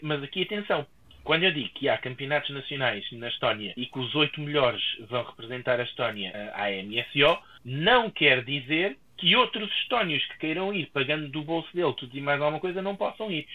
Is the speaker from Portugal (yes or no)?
yes; Portugal